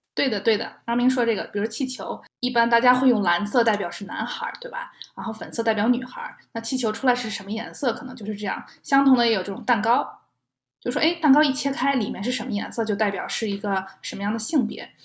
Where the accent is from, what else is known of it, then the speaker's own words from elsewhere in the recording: China; now in United States; 在中国的话，我们一般是不会在宝宝出生前有任何的庆祝活动的